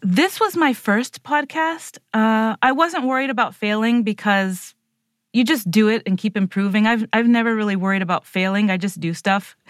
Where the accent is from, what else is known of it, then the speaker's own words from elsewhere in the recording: Puerto Rico; I'm like a Puerto Rican, s, white appearing girl